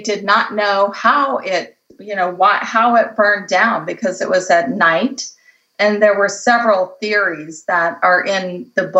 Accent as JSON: {"language": "English", "region": "Colorado", "country": "United States", "tie": "born or raised there", "moved": "yes", "lives_now": "California, United States", "said": "I grew up in Colorado"}